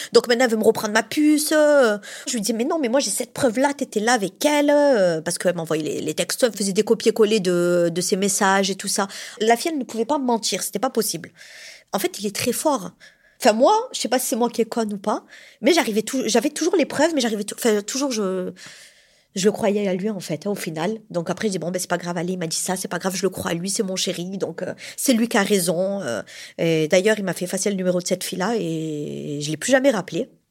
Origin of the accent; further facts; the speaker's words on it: Montpellier, Occitania, France; je suis de Montpellier, donc je suis une vraie Montpelliéraine hein, depuis toujours.